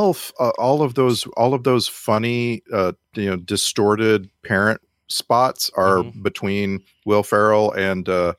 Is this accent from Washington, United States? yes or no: no; South Texas, United States; I grew up in South Texas.